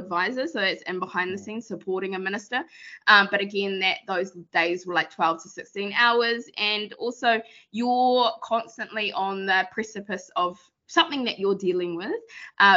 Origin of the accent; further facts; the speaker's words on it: Rotorua, Bay of Plenty, New Zealand; I whakapapa to iwi ko te arua, so I'm from Rotorua